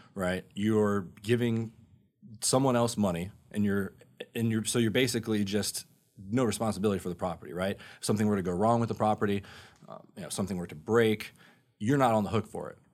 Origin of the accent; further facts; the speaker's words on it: Sanford, Florida, United States; also born or lived in North Carolina; I grew up over in Sanford.